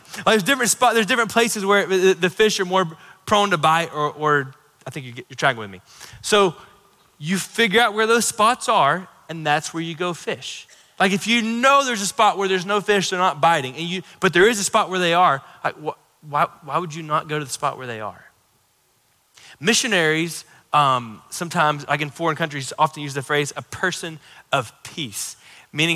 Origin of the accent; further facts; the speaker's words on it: Florida, United States; I grew up in Florida